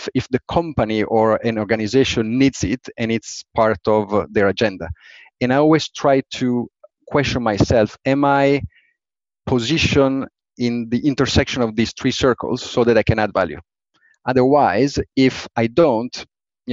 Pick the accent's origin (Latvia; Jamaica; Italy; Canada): Italy; Turin, Piedmont; accent: Italian; moved away as an adult; also born or lived in Switzerland; now in United Kingdom; I'm Italian, and I started to to work in the automotive industry. So 5 years, Fiat, this is my hometown company